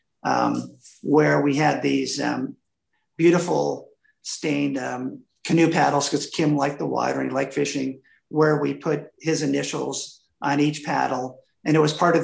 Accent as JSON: {"language": "English", "region": "Wisconsin", "country": "United States", "tie": "born or raised there", "moved": "yes", "said": "I grew up in Wisconsin"}